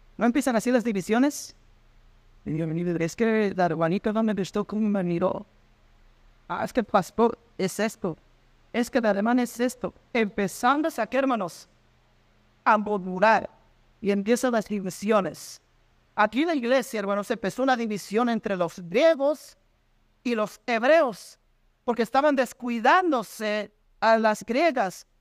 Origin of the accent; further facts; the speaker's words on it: Mexico; en mi país, México